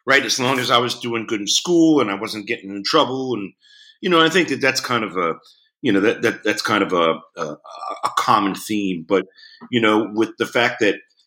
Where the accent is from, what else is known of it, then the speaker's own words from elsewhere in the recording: Philadelphia, Pennsylvania, United States; growing up in Philadelphia